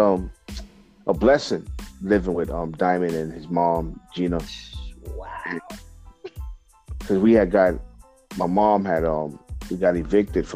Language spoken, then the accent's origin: English; New York City, New York, United States; I'm brought up and raised between the Bronx and Harlem